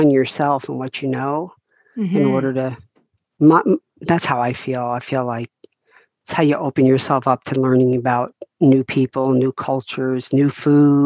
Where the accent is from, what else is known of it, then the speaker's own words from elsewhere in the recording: New Jersey, United States; moved away as an adult; also born or lived in Florida; now in Deltona, Florida, United States; when I lived in New Jersey, I was in my same childhood home for 18 years